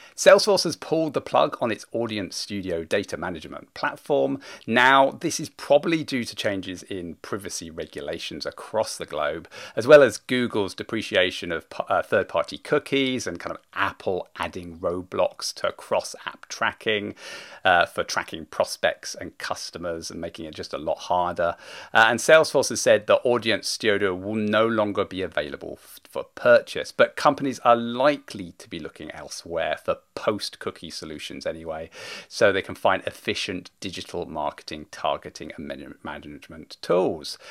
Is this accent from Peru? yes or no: no; United Kingdom; being British